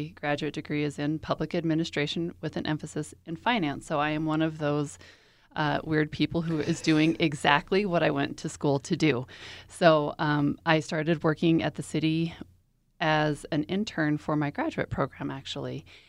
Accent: Colorado Springs, Colorado, United States; I am a native of Colorado Springs.

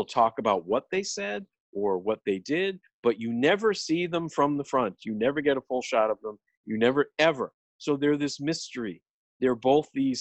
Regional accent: United States; we as English speakers, as Americans

